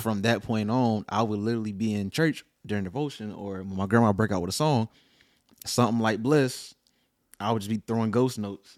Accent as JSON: {"language": "English", "town": "Lillington", "region": "North Carolina", "country": "United States", "tie": "born or raised there", "also_born_or_lived": "Fayetteville, North Carolina"}